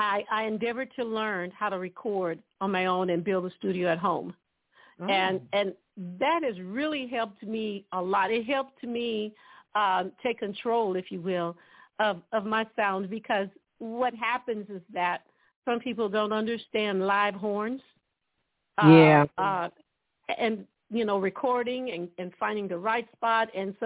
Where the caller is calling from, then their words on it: Dallas, Texas, United States; From Dallas, Texas.